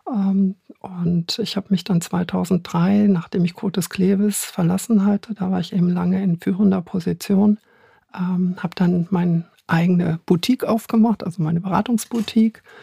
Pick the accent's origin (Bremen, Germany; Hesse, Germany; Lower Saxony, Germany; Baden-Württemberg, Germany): Lower Saxony, Germany; Hanover; vielleicht hört man es noch ein bisschen. Ich bin Hannoveranerin